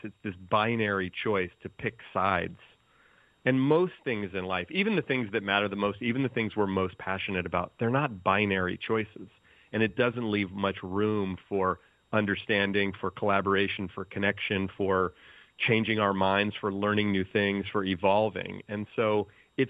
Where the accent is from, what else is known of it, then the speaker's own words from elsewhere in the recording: the Bay Area, California, United States; I grew up in the Bay Area where I still live